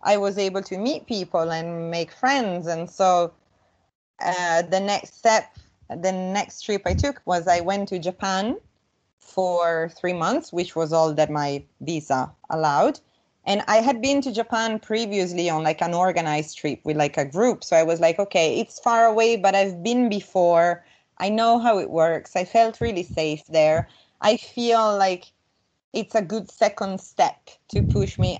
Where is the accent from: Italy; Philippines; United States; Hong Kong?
Italy; northern Italy; moved away as an adult; also born or lived in London; So, I'm from Italy. And I grew up in a small village, like rural in northern Italy.